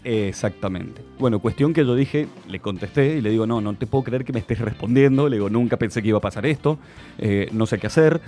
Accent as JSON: {"language": "Spanish", "country": "Argentina", "said": "Le digo, de Argentina"}